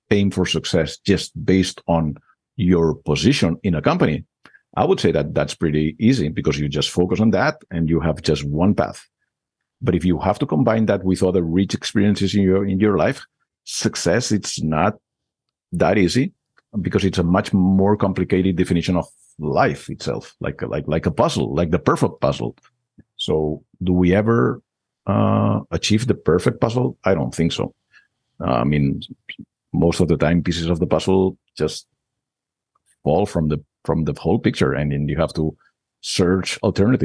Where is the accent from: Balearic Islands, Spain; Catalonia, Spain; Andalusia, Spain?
Catalonia, Spain; Barcelona; English is a second language; moved away as an adult; now in United States; I was born and raised in Barcelona